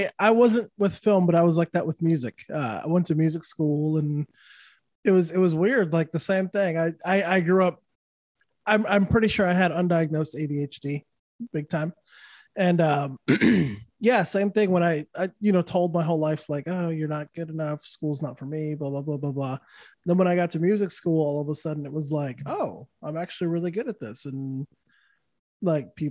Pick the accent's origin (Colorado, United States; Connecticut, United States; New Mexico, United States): New Mexico, United States; Santa Fe; also born or lived in California; now in Florida, United States; I'm from New Mexico originally. So I moved to California for, I'm from Santa Fe.